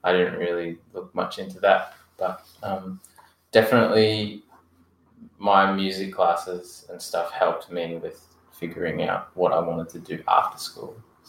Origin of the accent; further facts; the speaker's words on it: Australia; also born or lived in Geelong / Brisbane; now in Melbourne, Australia; I grew up partly in Geelong and partly in Brisbane, and now I live in Melbourne.